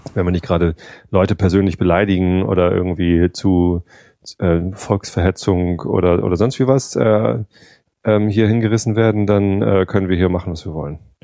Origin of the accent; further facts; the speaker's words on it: Germany; ich bin Wessi